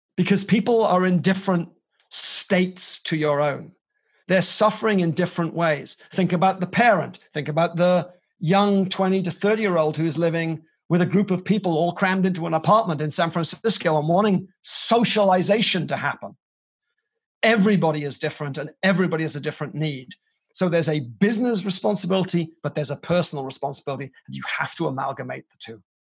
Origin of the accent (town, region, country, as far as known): Wales, United Kingdom